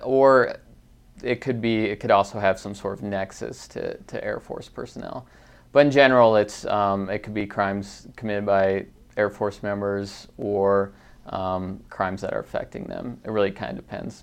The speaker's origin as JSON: {"language": "English", "area": "Conifer Mountain, Jeffco, near Denver", "region": "Colorado", "country": "United States", "tie": "born or raised there", "said": "growing up on Confer Mountain"}